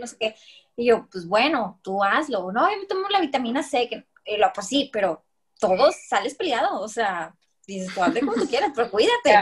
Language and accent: Spanish; Mexico; los mexicanos, o en sí, la, gente que somos latinos